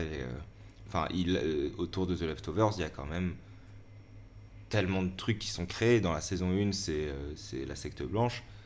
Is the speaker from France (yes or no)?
yes; Valence, Auvergne-Rhône-Alpes, France; moved away as an adult; also born or lived in Lyon; j'ai grandi à Valence et j'ai fait une année de fac à Lyon.